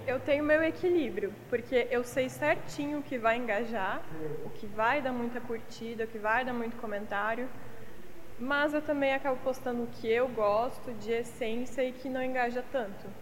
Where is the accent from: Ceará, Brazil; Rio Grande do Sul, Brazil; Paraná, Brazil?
Paraná, Brazil; Palotina; moved away as an adult; also born or lived in Umuarama, Paraná / Blumenau, Santa Catarina; now in Itapema, Brazil; sou paranaense eu nasci, mas só fui nascer em Umuarama, então sou umuaramense, mas é, vivi mesmo em Palotina, que é uma cidade bem pequenininha, oeste do Paraná.